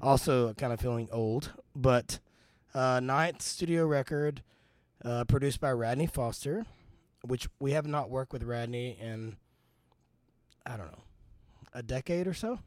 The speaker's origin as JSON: {"language": "English", "region": "Texas", "country": "United States", "said": "I'm from Texas"}